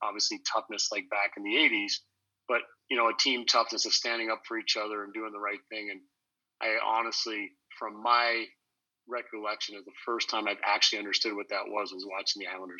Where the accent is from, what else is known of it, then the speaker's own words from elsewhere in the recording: Ottawa, Ontario, Canada; I grew up in Ottawa. I was born in Ottawa. And moved around. My dad was in the Air Force, and when I came back to Ottawa in 1980